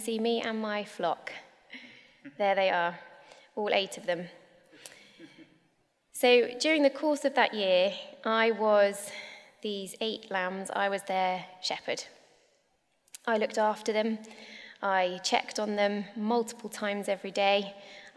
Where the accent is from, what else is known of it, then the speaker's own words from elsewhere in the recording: North Devon, South West England, United Kingdom; moved away; I grew up in North Devon on a farm.